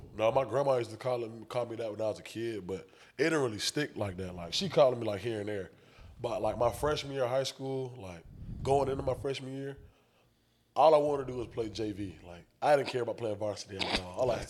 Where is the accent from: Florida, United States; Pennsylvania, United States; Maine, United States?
Florida, United States; Jacksonville; Jacksonville for me, it's not as good or bad as everybody like me, as most people like have it.